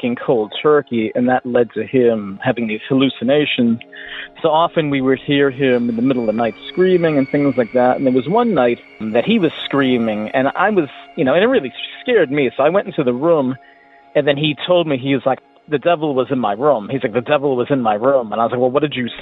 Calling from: Hartford, Connecticut, United States; I'm calling from Hartford, Connecticut

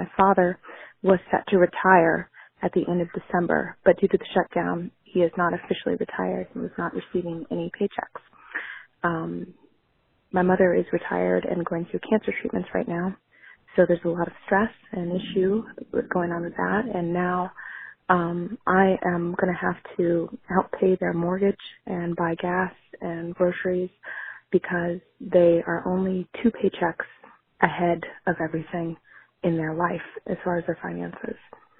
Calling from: Gainesville, Florida, United States; I'm calling from Gainesville, Florida.

